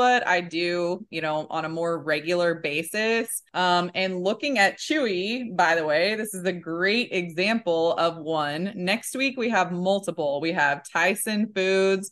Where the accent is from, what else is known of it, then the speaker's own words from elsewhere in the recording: Kansas City, United States; accent: Midwest; I'm from Kansas City.